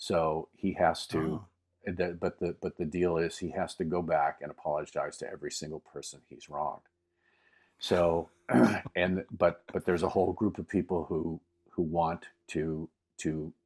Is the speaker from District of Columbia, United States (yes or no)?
no; Erie, Pennsylvania, United States; now in Los Angeles, United States; I grew up in Erie, which was right across the lake from Canada.